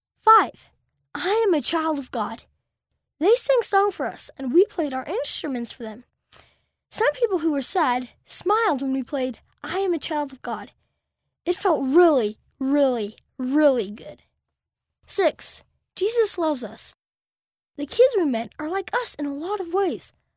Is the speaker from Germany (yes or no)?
yes; Germany; from Germany